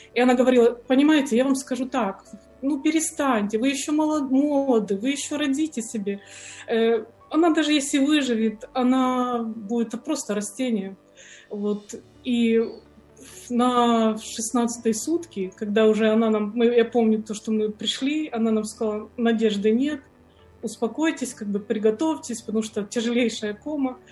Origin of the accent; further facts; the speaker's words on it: Ukraine; also born or lived in Tyumen, Russia; я сама с Украины